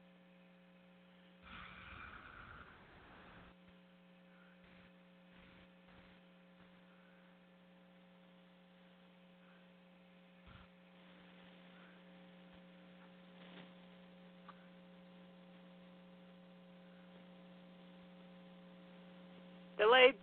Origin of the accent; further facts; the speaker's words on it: the South, United States; I come from the South